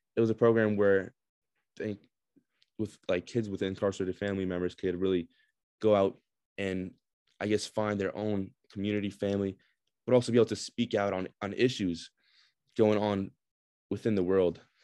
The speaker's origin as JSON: {"language": "English", "town": "Brooklyn", "region": "New York", "country": "United States", "tie": "born or raised there", "also_born_or_lived": "Russia", "moved": "yes", "lives_now": "Binghamton, United States", "said": "I also grew up in, mostly in Brooklyn"}